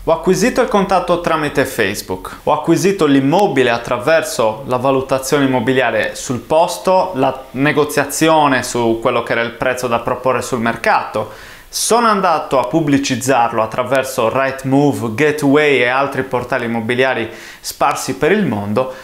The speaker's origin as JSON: {"language": "Italian", "region": "Sardinia", "country": "Italy", "also_born_or_lived": "London, United Kingdom / Bristol, United Kingdom", "said": "Sono sardo, la mia agenzia era in Sardegna"}